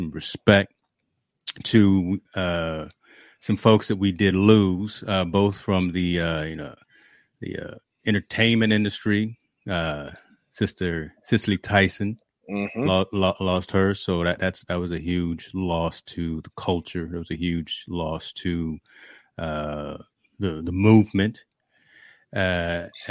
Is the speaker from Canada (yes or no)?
no; East Coast, United States; now in West Coast, United States; I'm from the East Coast